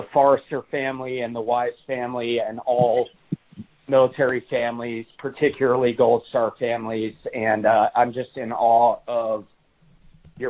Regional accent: Washington, District of Columbia, United States; moved away; our nation's capital where I grew up

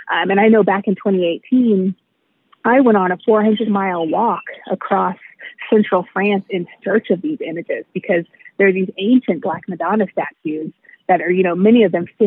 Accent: United States; I'm black and I've been black my whole life, um, but I was raised in America, white America. so even though um, I was raised in a black home, I was raised mostly in black church spaces.

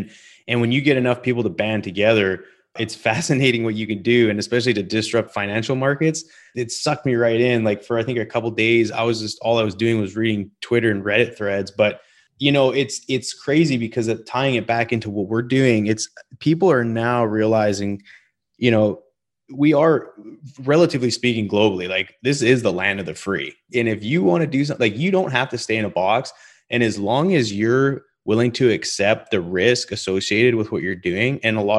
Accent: Calgary, Alberta, Canada; Because I'm from Calgary, Alberta. I've moved all over the place.

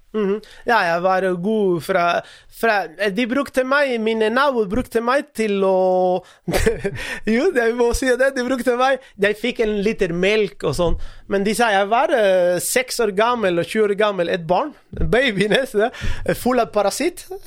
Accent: Cuba; Norwegian is a second language; moved away as an adult; now in Norway; jeg kommer fra Cuba

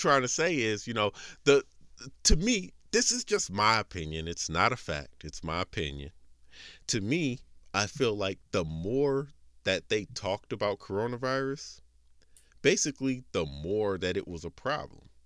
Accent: United States; I'm, I'm American

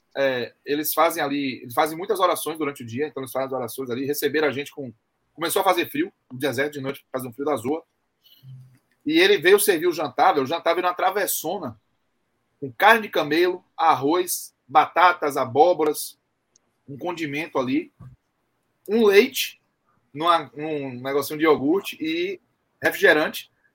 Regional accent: Brazil; eu sou brasileiro

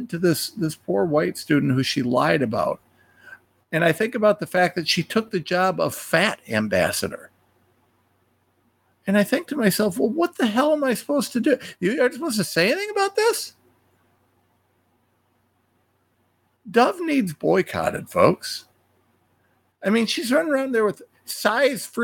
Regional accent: Ohio, United States; I'm a nobody from Ohio

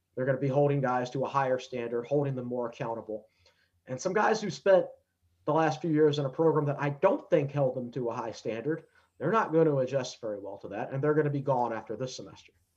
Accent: Danville, Virginia, United States; moved away; I'm from Danville originally

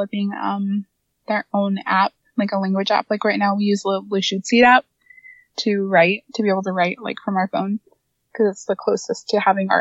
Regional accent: Quinault Indian Nation, Washington, United States; That's my homeland, and that's where I'm from.

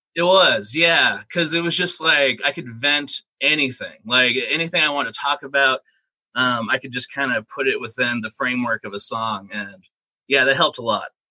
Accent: Phoenix, Arizona, United States; also born or lived in Wisconsin Rapids, Wisconsin; I was born in Wisconsin, and then I moved from there when I was six and we moved to Arizona, and I've been here ever since. So I've basically been raised in Phoenix

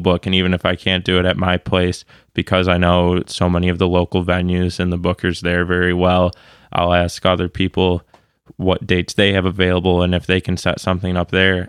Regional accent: Grosse Pointe, Michigan, United States; I grew up in Grosse Pointe.

